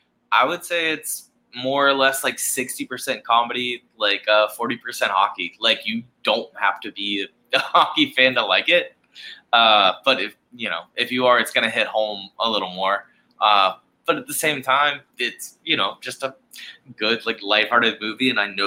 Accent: Charleston, South Carolina, United States; born and raised in Charleston, South Carolina, grew up playing hockey here in Charleston, South Carolina.

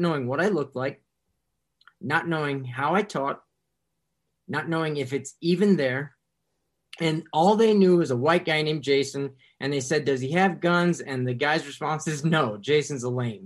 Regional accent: Decatur, United States

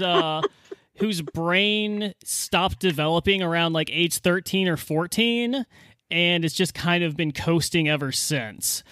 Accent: United States; as an American

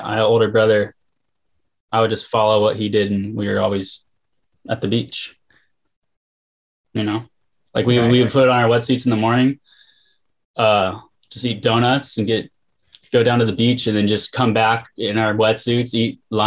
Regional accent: Encinitas, California, United States; I was born and raised in Leucadia. Yeah, it's like Encinitas, California

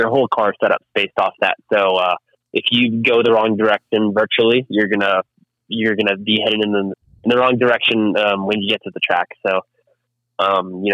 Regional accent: Miami, Florida, United States; born and raised in Miami.

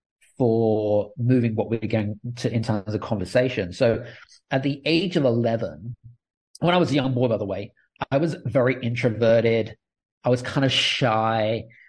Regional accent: United Kingdom; accent: British; now in Cyprus; Yeah, so I'm British. So I've got a British accent, but I'm actually living in Cyprus

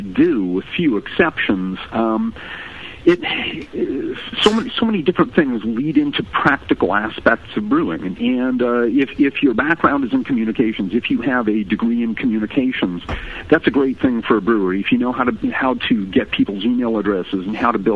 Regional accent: Vancouver, British Columbia, Canada; moved away as an adult; now in Chicago, United States; I'm from Vancouver, BC

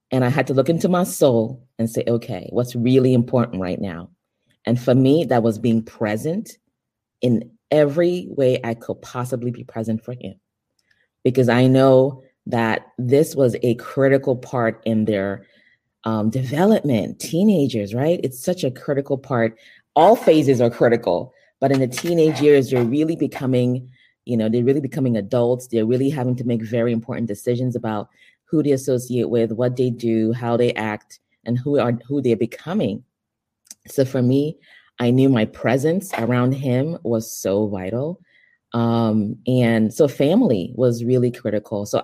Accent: Nigeria; also born or lived in Europe; now in United States; I am originally from Nigeria. Um, I consider myself a global citizen, um, born in Nigeria, raised in Europe, and um, moved to the United States in my late teens.

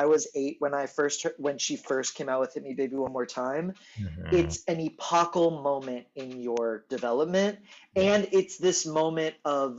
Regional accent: Houston, Texas, United States; now in New York, United States; I am raised in Texas. I think I live in New York presently. Right now, we're talking from Tel Aviv.

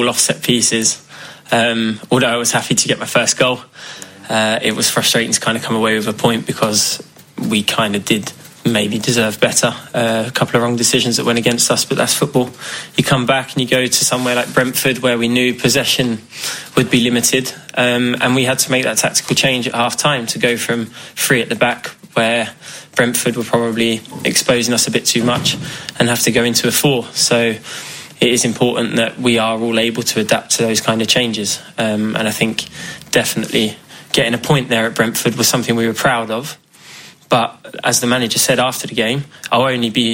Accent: Le Touquet, Hauts-de-France, France; moved away; also born or lived in London; where I grew up in France

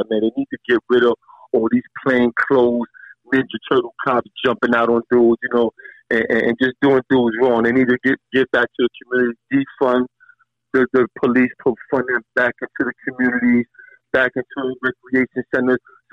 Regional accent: New York City, New York, United States; I've been through a lot growing up in Coney Island through the rough ages

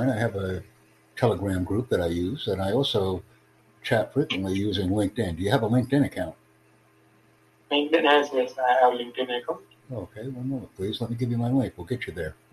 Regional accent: Andhra Pradesh, India; English is a second language; myself, I'm Indian. Yes. So where are you from? I'm from, uh, you know, you, you, know, the state called Andhra Pradesh.

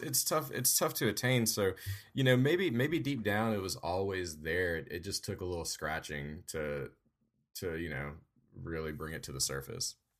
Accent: Louisiana, United States; moved away as an adult; now in Georgia, United States; I'm from Louisiana, and I kinda currently split time between Louisiana and Georgia

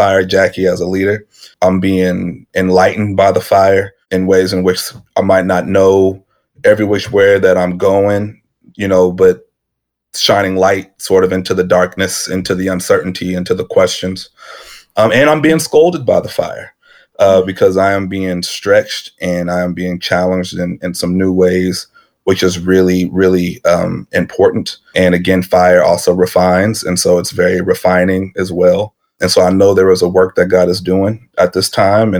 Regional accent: Edmond, Oklahoma, United States; I'm born and raised in Oklahoma City, more specifically a suburb, Edmond, Oklahoma

